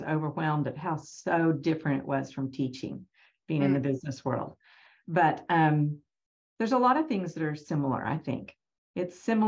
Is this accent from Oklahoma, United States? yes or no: yes; Norman, Oklahoma, United States; I'm from Norman, grew up in Norman, graduated from Norman High and University of Oklahoma